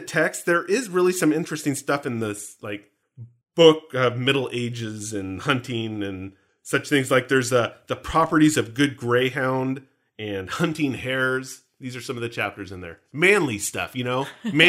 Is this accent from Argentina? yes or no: no; Canada; I'm from Canada. Notice, by the way, I say I.